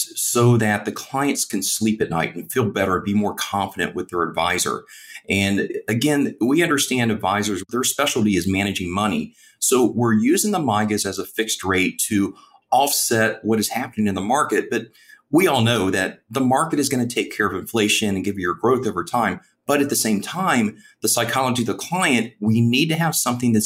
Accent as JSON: {"language": "English", "region": "Midwest", "country": "United States", "said": "I'm from the Midwest"}